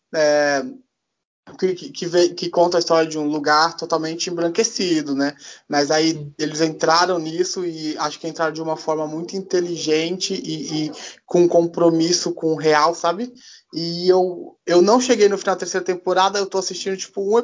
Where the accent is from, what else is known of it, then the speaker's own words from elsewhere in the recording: Brazil; eu sou brasileiro, né? Não sou canadense